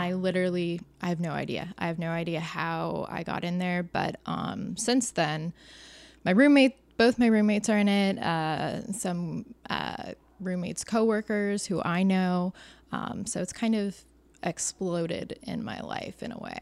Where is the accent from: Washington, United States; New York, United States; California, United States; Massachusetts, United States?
California, United States; Orange County; I'm from Orange County